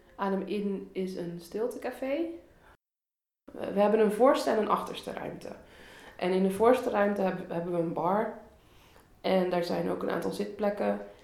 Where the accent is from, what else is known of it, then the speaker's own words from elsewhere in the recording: Rotterdam, South Holland, Netherlands; ik ben geboren en getogen in Rotterdam. Dus ik ben ook opgevoed in de stad, opgegroeid in de stad